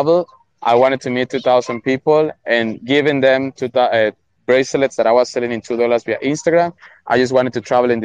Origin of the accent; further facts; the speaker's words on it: Colombia; also born or lived in Venezuela; I'm Colombian, 300% Colombian, but I'm a 4 mixed race guy.